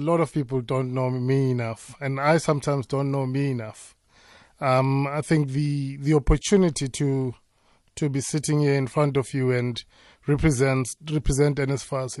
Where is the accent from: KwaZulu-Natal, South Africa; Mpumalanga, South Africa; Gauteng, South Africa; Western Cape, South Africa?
Mpumalanga, South Africa; Amersfoort; also born or lived in Ermelo; I grew up in Tahakral, Tahakral is just in that one horse town called Amersfoort